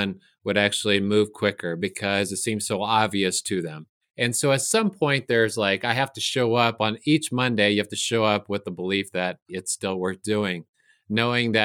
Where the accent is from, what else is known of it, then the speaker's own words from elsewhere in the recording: San Joaquin Valley, California, United States; I grew up in the San Joaquin Valley of California